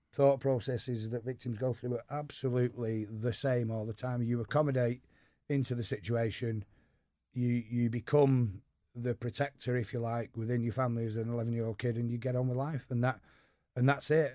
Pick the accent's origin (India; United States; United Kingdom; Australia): United Kingdom; Eccles, North West England; also born or lived in Urmston; I grew up just over the canal in Eccles.